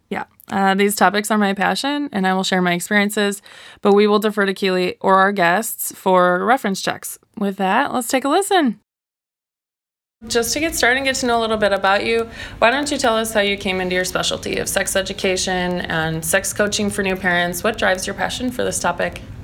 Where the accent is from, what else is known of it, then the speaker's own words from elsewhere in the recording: Wisconsin, United States; moved away as an adult; now in Portland, United States; I'm from Wisconsin. I moved to Portland about a year ago